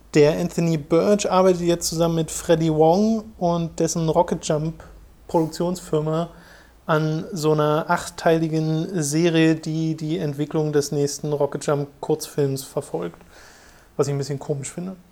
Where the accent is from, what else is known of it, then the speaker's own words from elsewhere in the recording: Germany; bei uns in Deutschland